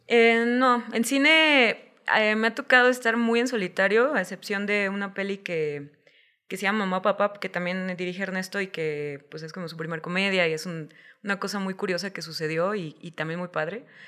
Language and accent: Spanish; Guadalajara, Jalisco, Mexico; no existía la posibilidad de especializarme como guionista en Guadalajara